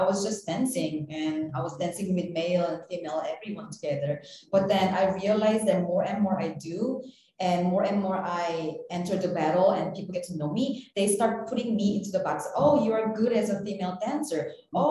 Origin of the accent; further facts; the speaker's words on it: South Korea; also born or lived in New York; now in Los Angeles, United States; I'm originally from South Korea and I moved to New York in 2012, and now I'm located in LA.